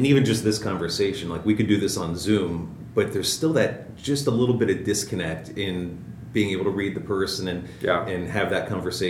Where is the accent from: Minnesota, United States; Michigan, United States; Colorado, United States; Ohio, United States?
Ohio, United States; Cincinnati; I'm from Cincinnati, too.